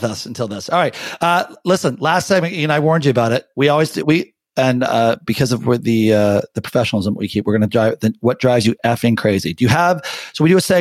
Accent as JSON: {"language": "English", "town": "Windsor", "region": "Ontario", "country": "Canada", "tie": "born or raised there", "said": "I grew up in Windsor"}